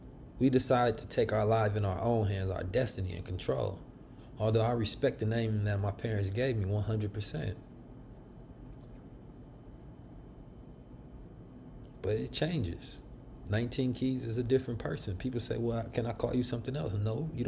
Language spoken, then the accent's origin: English; Oakland, California, United States; The street Muslims I grew up with in Oakland, California